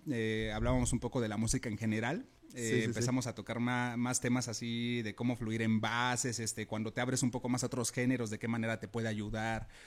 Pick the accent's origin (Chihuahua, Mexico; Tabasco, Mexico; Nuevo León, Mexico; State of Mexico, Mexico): State of Mexico, Mexico; Cuautitlán; now in Tultitlán, Mexico; yo soy de Cuautitlán realmente pero aquí en Tultitlán se me han abierto las puertas muy cabrón